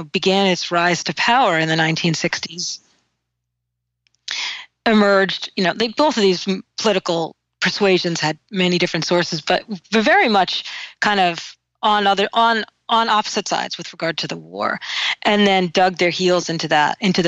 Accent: New England, United States; I so am a New Englander. Like, I understand myself as a New Englander.

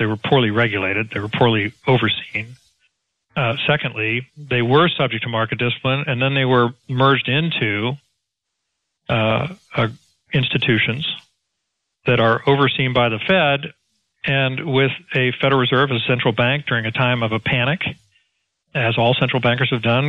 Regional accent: Texas, United States; Again, Perry, and bear in mind, I'm a Texan and I look at it from a Main Street perspective

